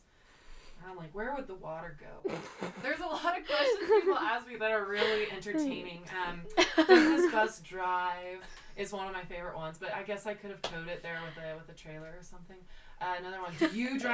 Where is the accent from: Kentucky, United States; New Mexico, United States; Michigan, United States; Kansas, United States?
Kansas, United States; Potwin; I grew up in Potwin